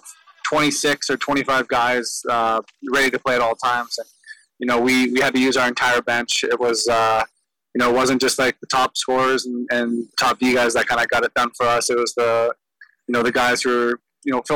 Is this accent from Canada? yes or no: yes; Ladner, British Columbia, Canada; growing up in Ladner, especially in lacrosse